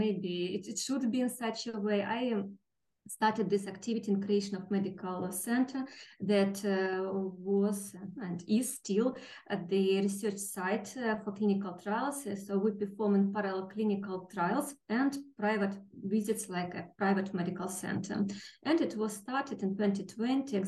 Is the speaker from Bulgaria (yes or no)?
no; Kharkiv, Kharkiv Oblast, Ukraine; I was born in Kharkiv, the city, one of the nearest cities to our neighbors, 60 kilometers from the Russian border